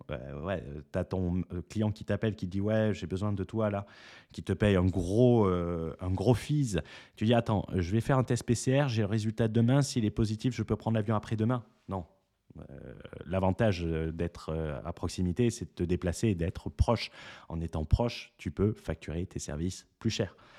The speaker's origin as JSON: {"language": "French", "country": "France", "said": "on est français"}